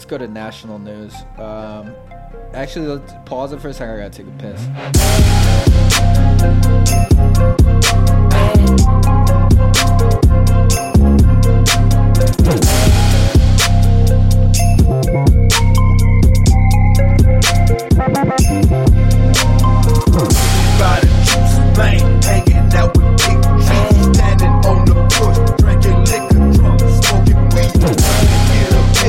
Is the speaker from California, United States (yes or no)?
no; Pocono Mountains, Appalachia, Pennsylvania, United States; I'm from the Pocono Mountains, Appalachia